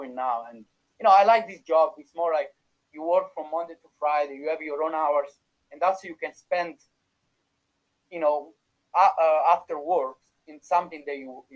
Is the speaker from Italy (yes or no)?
yes; Italy; accent: Italian; English is a second language; moved away as an adult; now in Dublin, Ireland; You can still feel my Italian accent